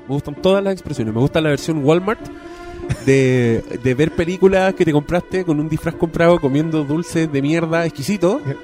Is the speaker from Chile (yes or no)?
yes; Chile; yo soy chileno